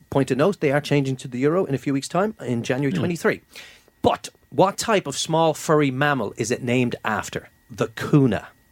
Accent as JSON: {"language": "English", "country": "Ireland", "said": "being Irish"}